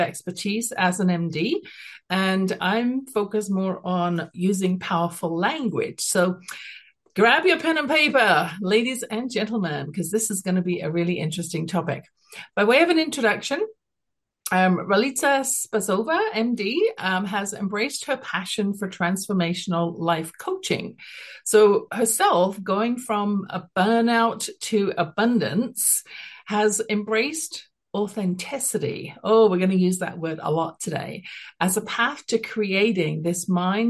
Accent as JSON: {"language": "English", "country": "United Kingdom", "accent": "British", "moved": "yes", "lives_now": "Calgary, Canada", "said": "I have a British accent, I'm at the base of the Rocky Mountains, living here for the last, almost 40 years"}